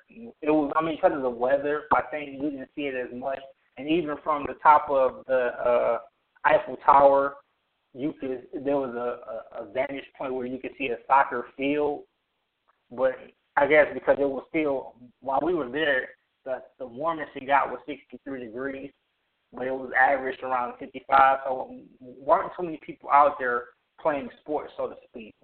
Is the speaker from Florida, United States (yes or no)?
no; Detroit, Michigan, United States; growing up in Detroit